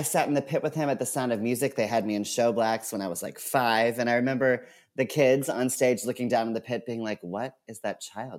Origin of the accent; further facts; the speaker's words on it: Townsend, Massachusetts, United States; I grew up in Townsend, Massachusetts, which is the middle of nowhere, Townsend.